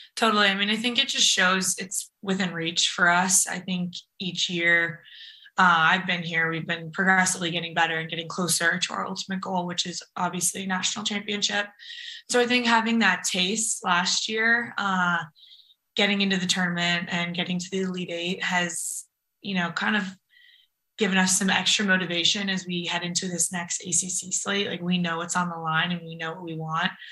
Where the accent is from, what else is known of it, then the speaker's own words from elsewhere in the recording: Napa, California, United States; moved away as an adult; also born or lived in San Francisco / North Carolina; we're from Napa, but we both went to high school in San Francisco